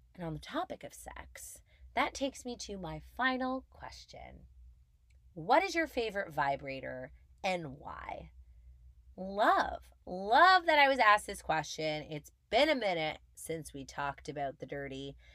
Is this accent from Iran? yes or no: no; Montreal, Quebec, Canada; moved away as an adult; now in Toronto, Canada; I'm born and raised in Montreal